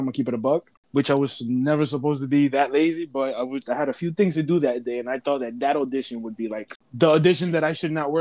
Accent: New York City, New York, United States; also born or lived in The Bronx; I was born in Harlem

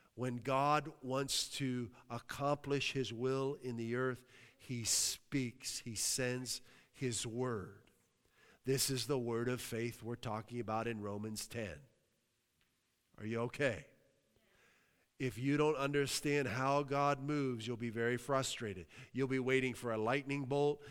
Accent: New Castle, Pennsylvania, United States; now in Massachusetts, United States; I came from a, a town, Newcastle, P A, uh, amazing city

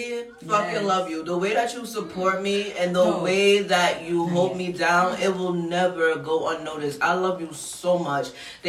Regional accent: Queens, New York, United States; Y'all know I'm from the hood. I'm from Southside Jamaica, Queens.

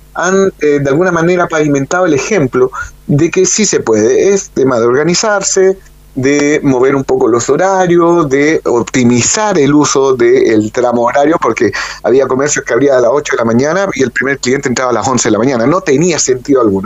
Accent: Magallanes and Chilean Antarctica, Chile

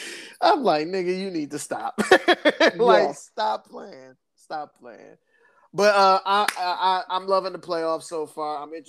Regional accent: Michigan, United States; we're from Michigan.

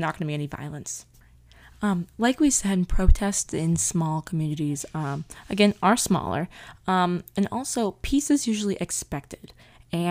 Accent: central Massachusetts, United States; my hometown

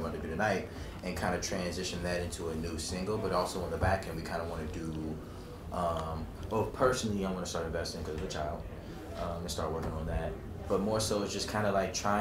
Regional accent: Washington, District of Columbia, United States; I'm raised, man, in DC

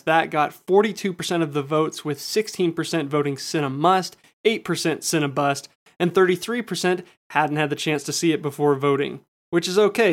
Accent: United States; me as an American viewer

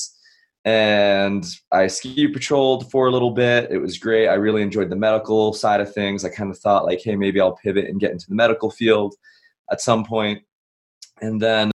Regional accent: Massachusetts, United States; moved away as an adult; I grew up back East. I grew up in Massachusetts

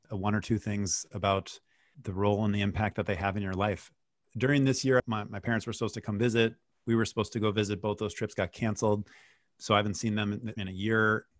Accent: Wisconsin, United States; moved away; I grew up in Wisconsin.

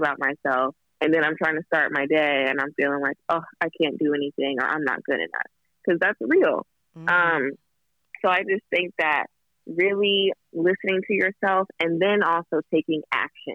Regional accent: Kentucky, United States; now in Los Angeles, United States; My grandmother, we're from Kentucky

